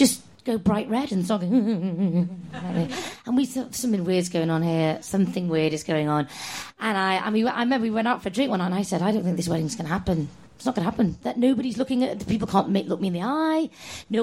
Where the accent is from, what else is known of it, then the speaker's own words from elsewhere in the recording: Formby, North West England, United Kingdom; no, I'm not Scouse. I'm from Formby, not Liverpool